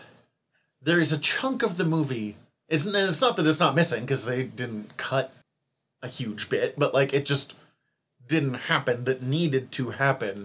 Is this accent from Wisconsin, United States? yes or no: no; Northern Montana, United States; I'm some schmuck from Northern Montana.